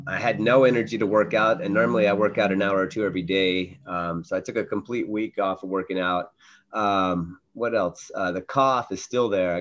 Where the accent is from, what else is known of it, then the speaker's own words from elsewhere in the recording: northern West Virginia, United States; also born or lived in Atlanta, Georgia; I was born in Atlanta, Georgia, moved when I was three. We ended up settling about an hour south of Pittsburgh, Pennsylvania, in northern West Virginia, small town, a university town